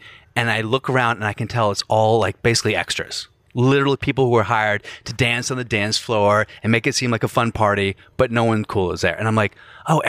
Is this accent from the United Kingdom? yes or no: yes; Glasgow, Scotland, United Kingdom; She goes, oh, where are you from? I said, oh, I'm from Glasgow.